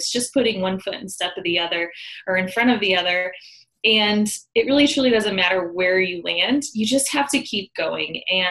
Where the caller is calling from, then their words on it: Denver, Colorado, United States; I am in sunny Denver, Colorado, United States.